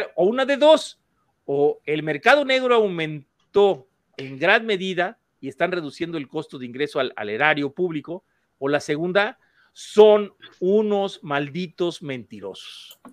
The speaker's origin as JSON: {"language": "Spanish", "country": "Mexico", "said": "en México, en mi país"}